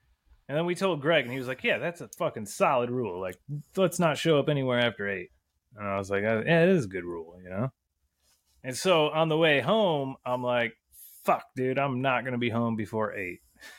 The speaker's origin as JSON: {"language": "English", "region": "Michigan", "country": "United States", "said": "we're Americans from Michigan"}